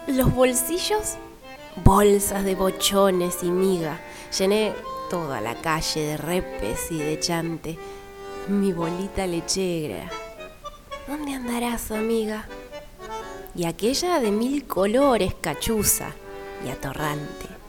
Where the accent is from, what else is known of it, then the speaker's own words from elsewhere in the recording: Buenos Aires, Argentina; mi barrio de piba, de muchachita, Parque Patricios.